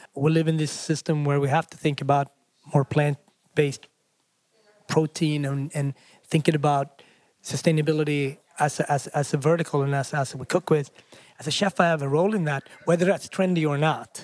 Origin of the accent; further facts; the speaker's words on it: Sweden; also born or lived in Africa; now in New York, United States; I grew up in Sweden, I'm from Africa, I live in New York.